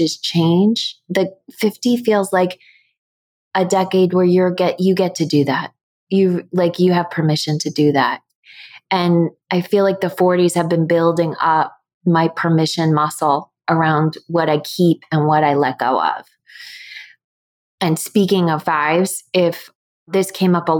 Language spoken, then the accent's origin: English; United States; I grew up in the States